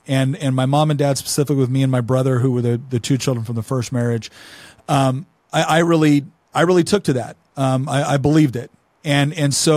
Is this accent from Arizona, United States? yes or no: no; Chico, California, United States; also born or lived in Los Angeles; I grew up in Northern California in Chico.